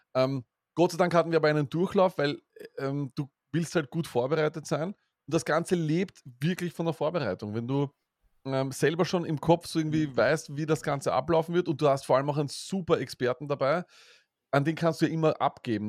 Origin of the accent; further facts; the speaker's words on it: Vienna, Austria; als Wiener